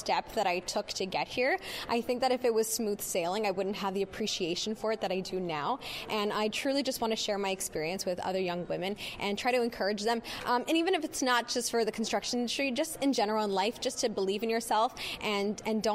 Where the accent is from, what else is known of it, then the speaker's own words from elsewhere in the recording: Ontario, Canada; I'm from Ontario